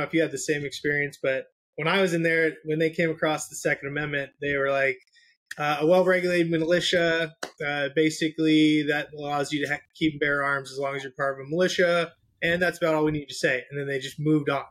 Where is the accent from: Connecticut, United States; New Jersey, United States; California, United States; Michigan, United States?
California, United States; San Diego; Born and raised in Southern California, San Diego